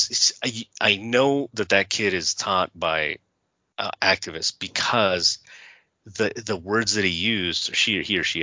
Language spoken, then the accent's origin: English; Southern California, United States; I was raised in Southern California.